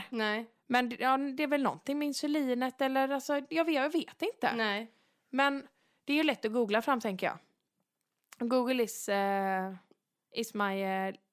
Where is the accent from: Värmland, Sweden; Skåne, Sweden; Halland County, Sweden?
Halland County, Sweden; Varberg; Nu är det ju så här att jag är ju född och uppvuxen i Varberg mm. och det är ju en kurortsstad.